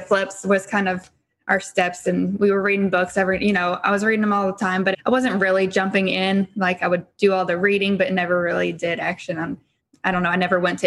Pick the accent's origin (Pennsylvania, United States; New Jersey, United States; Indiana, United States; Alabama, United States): Indiana, United States; Henryville; we're from Henryville, Indiana